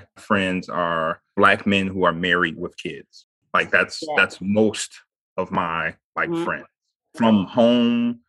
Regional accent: Midwest, United States; moved away as an adult; I'm from the Midwest

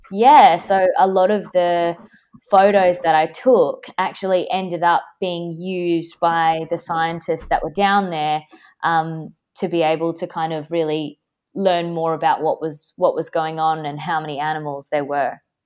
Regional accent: Perth, Western Australia, Australia; I grew up, like, by the beach in my hometown, Perth, in Western Australia

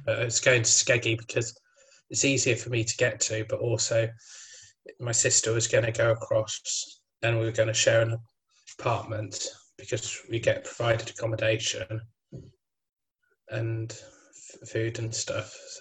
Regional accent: Midlands, United Kingdom; I'm from the Midlands, so we get some of Somerset's weather

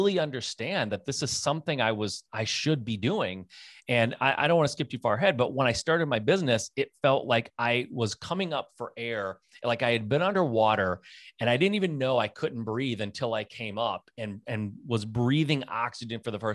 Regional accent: Michigan, United States; I'm a Michigan born and raised kid.

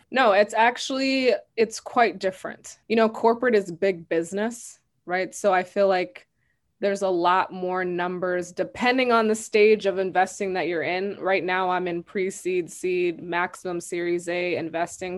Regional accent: Madison, Wisconsin, United States; I was raised in Madison, Wisconsin.

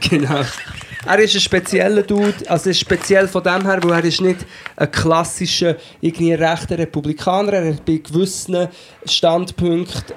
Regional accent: Portugal; now in Switzerland; ich bin ja in Portugal aufgewachsen und bin dann erst in den 90er, erst in den 90er, wie das dann, zurück in die Schweiz gekommen

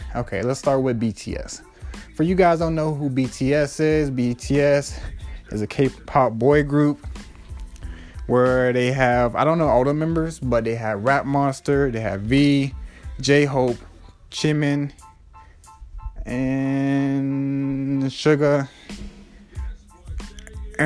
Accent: United States; I'm American

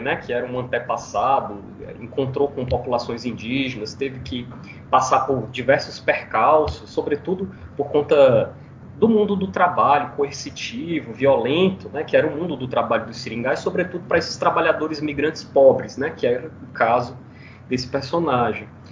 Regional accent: Fortaleza, Ceará, Brazil; Minha família é toda radicada no Ceará, vinda do interior do Ceará né, na década de 50, mais ou menos, do século 20, para Fortaleza, onde eu nasci

